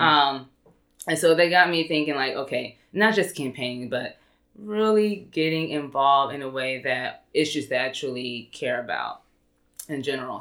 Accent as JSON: {"language": "English", "town": "Irving", "region": "Texas", "country": "United States", "tie": "born or raised there", "said": "I grew up in Irving."}